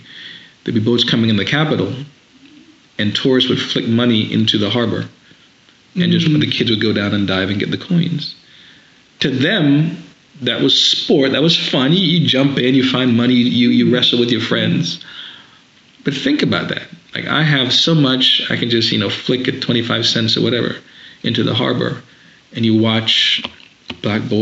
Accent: St. Vincent & Grenadines; now in United States; growing up in the Caribbean, same sort of place, basically like going back to Africa. Mm-hmm. And I go back home to St. Vincent in the Caribbean every summer

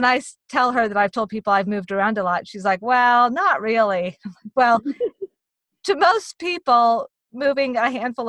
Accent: Virginia, United States; also born or lived in Texas; I was born in Virginia. We moved to Texas. We moved around in Texas. We moved back to Virginia. We moved around to Virginia.

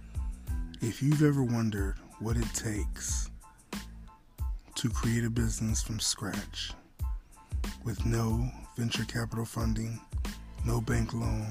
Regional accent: Buffalo, New York, United States; I was born in Buffalo, New York, 1969, January 26, at 10:35 in the morning

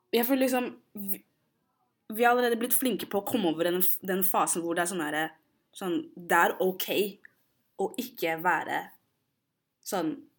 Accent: Oslo, Norway; Jeg er jo født og oppvokst i Oslo

